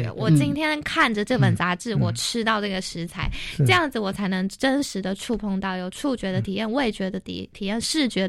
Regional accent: Taoyuan, Taiwan; 我我自己是桃园人，但是我其实对我的家乡不了解，

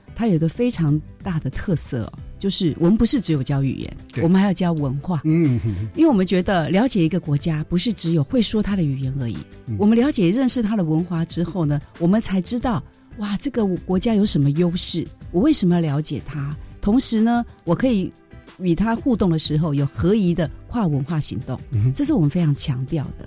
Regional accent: Taiwan; 我们台湾，比如说我闽南人说，老赵

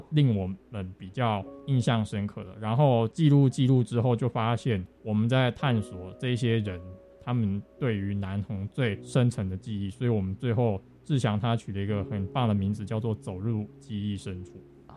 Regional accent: Taipei, Taiwan; moved away as an adult; now in Taitung, Taiwan; 我是台北人

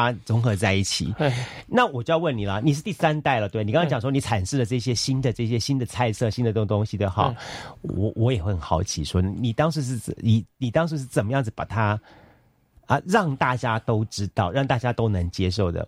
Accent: Taiwan; 我们台湾这边

